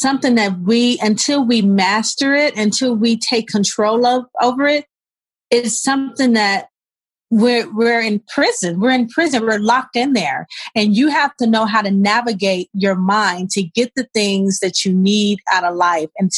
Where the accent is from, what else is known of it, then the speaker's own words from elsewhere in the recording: Los Angeles, California, United States; I'm originally from South Central LA. I was raised between Crenshaw and Overhill off of Slauson